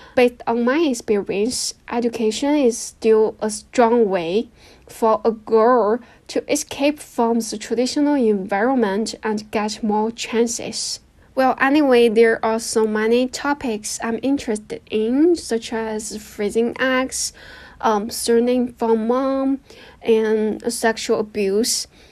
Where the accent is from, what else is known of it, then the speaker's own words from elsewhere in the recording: a small county in the north of China, northern China, China; English is a second language; moved away as an adult; now in Shanghai, China; Right now, I live in Shanghai because I work here, but my hometown is a small county in the north of China.